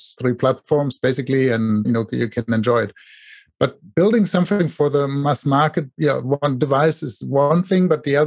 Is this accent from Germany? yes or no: yes; Germany; now in Silicon Valley, United States; I live here in Silicon Valley in the US. Originally, I'm from Germany, with my accent probably